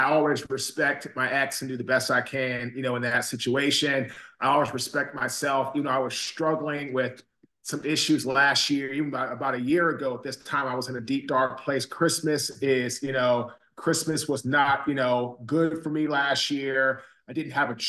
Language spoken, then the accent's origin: English; Washington, District of Columbia, United States; moved away as an adult; also born or lived in Baltimore / Raleigh; So I'm from Washington, D.C. I grew up in Washington, D.C.